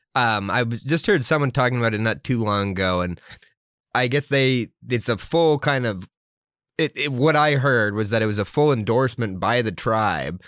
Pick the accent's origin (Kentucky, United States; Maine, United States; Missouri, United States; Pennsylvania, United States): Maine, United States; Milo; growing up in Milo, um, I knew Penobscot Nation was there